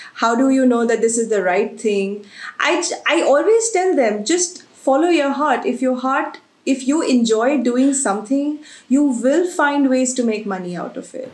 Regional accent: Agra, Uttar Pradesh, India; I've been born and brought up in Agra.

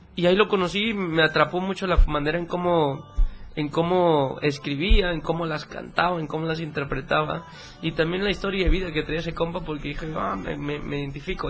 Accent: Mapa, Chiapas, Mexico; moved away as an adult; now in Mexico City, Mexico; Amo mucho ese pueblo, pero ya llevo cinco años fuera de la ciudad, eh, de, fuera de mapa. Vivo en Ciudad de México

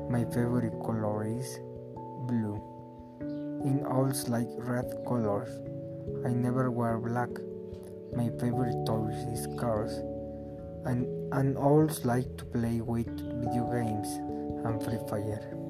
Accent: Mexico; English is a second language; also born or lived in Zumpango; I come from Mexico. I live in Zumpango. I am 19 years old.

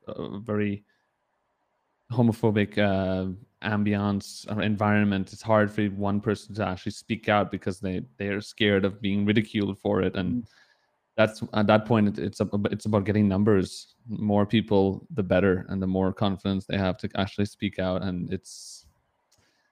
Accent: Trinidad & Tobago; moved away; I grew up in the Caribbean, in an island called Trinidad that most people don't even know

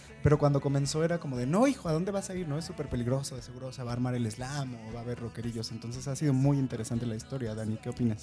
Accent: Chilango, Mexico City, Mexico; nos conecta a todos como chilangos

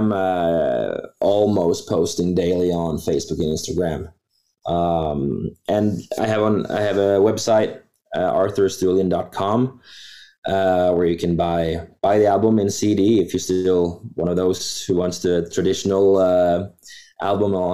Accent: Norway; Here in Norway

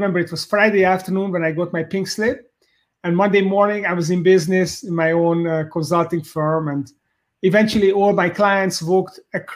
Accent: Hungary; moved away as an adult; I'm originally from Hungary in Central Europe, in Eastern Europe

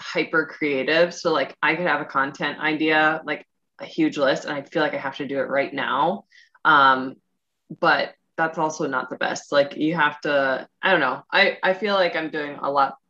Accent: Midwest, United States; I'm from the Midwest.

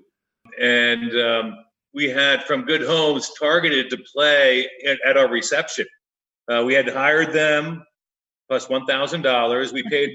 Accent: Sparta, New Jersey, United States; moved away as an adult; also born or lived in Ridgewood, New Jersey; now in Arizona, United States; I grew up in Sparta, right next door to Todd Schaefer.

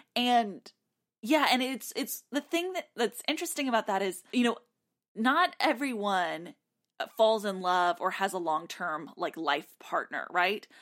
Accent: Texas, United States; now in Nashville, United States; I grew up in Texas

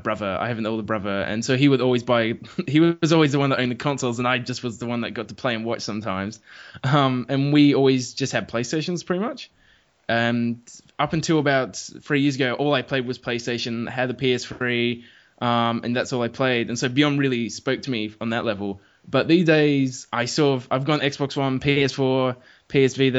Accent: small country town in South Australia, Australia; now in Adelaide, Australia; I'm not actually from Adelaide. Adelaide's sort of the capital of that state, but I'm from a small country town

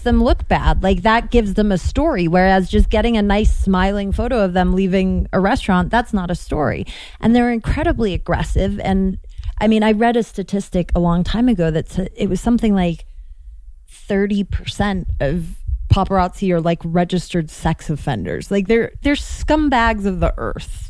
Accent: London, United Kingdom; moved away; also born or lived in Chicago; I grew up in London

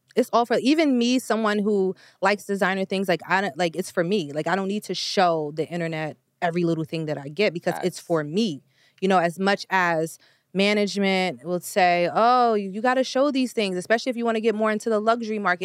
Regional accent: New York, United States; I'm from New York. When I was in high school, I definitely was on Canal Street

